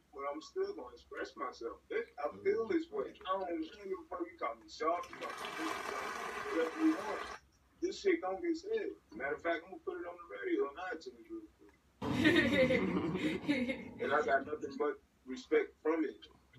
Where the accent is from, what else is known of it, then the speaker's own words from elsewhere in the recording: New Orleans, Louisiana, United States; But I'm not about to say, yeah, I'm more say I'm from New Orleans. I never, but It's a little bit of both, but it's mostly from, like, niggas know I'm from New Orleans and I'm gonna represent New Orleans. But I respect Texas.